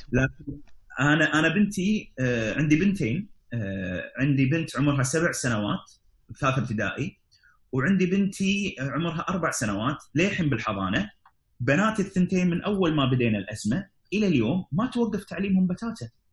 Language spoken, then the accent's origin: Arabic; Kuwait; عندنا في الكويت